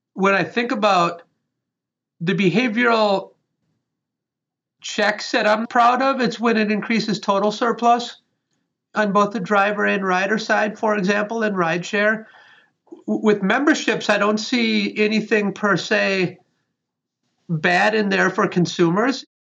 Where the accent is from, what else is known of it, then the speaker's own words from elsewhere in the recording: Wisconsin, United States; I was raised in Wisconsin